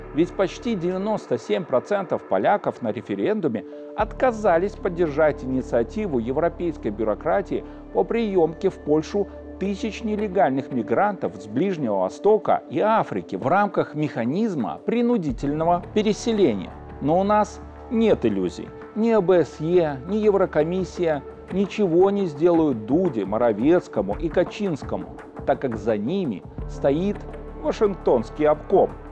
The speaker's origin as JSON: {"language": "Russian", "country": "Belarus", "said": "мы, белорусы, наша Беларусь"}